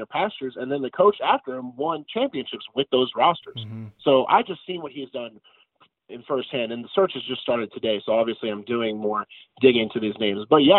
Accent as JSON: {"language": "English", "town": "Clarksville", "region": "Tennessee", "country": "United States", "tie": "born or raised there", "said": "I grew up in Clarksville my whole life. Both my parents were Austin Peay alums"}